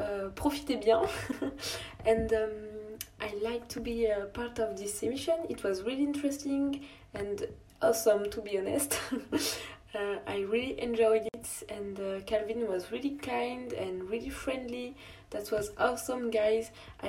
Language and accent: English; France; I come from France